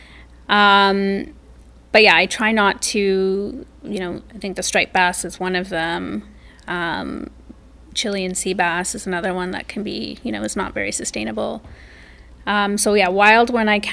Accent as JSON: {"language": "English", "country": "Canada", "said": "I'm Canadian."}